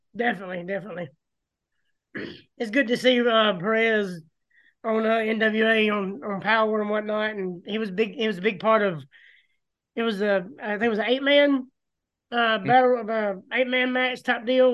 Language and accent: English; Gadsden, Alabama, United States; me being from Gadsden